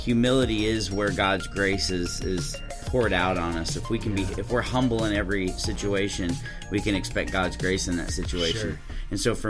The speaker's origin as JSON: {"language": "English", "town": "Waxahachie", "region": "Texas", "country": "United States", "tie": "born or raised there", "also_born_or_lived": "Winslow, Arizona", "said": "I'm from Waxahachie, which is a little 30 minutes south of Dallas, and grew up there"}